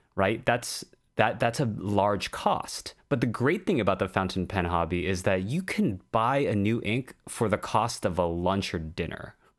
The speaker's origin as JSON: {"language": "English", "country": "United States", "said": "We're both American"}